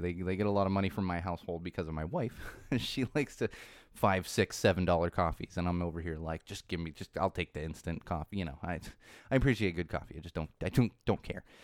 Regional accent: Southern California, United States; I grew up in Southern California.

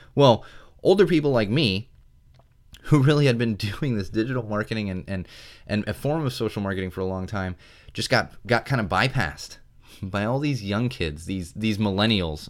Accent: San Diego, California, United States; also born or lived in Miami, Florida; I grew up in San Diego

